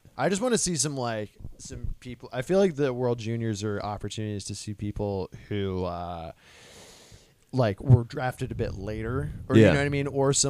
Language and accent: English; United States; we're American